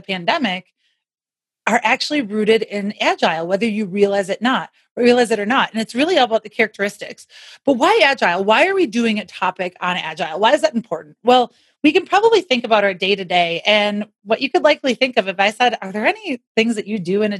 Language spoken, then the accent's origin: English; Wisconsin, United States; now in Denver, United States; I'm from Wisconsin originally